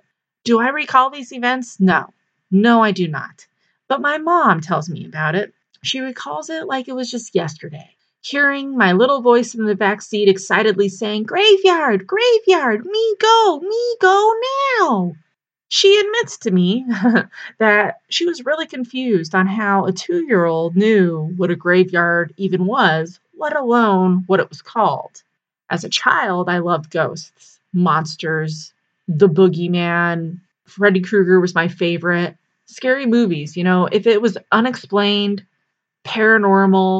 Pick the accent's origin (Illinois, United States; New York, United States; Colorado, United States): Colorado, United States; Pueblo; also born or lived in Del Norte, Colorado; my hometown of Pueblo